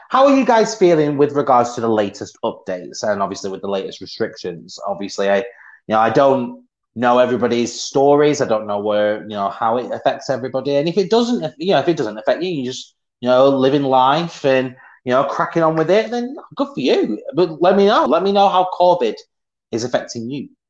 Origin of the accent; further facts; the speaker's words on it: Swansea, Wales, United Kingdom; there you go. I'm from Swansea.